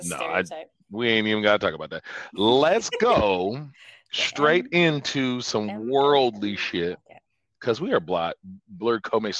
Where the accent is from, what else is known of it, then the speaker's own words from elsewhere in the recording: United States; Because I'm American.